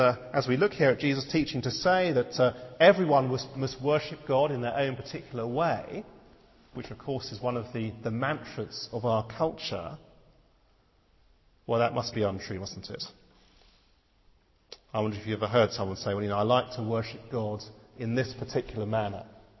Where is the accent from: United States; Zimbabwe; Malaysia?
Malaysia; I spent 4 years of my life growing up in Malaysia.